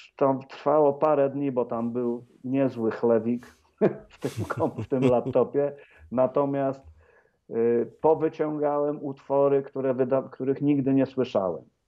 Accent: Wrocław, Lower Silesian Voivodeship, Poland; moved away; Radia Wrocław, mojego rodzinnego miasta

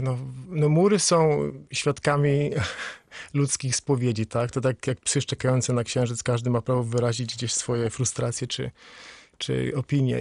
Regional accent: Świebodzice, Lower Silesian Voivodeship, Poland; now in Wales, United Kingdom; do domu, w którym się urodziłem, w Siebodzicach

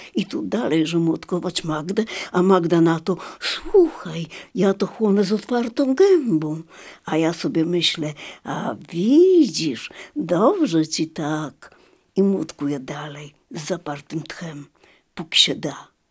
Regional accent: Lviv, Lviv Oblast, Ukraine; moved away; do mojego rodzinnego miasta

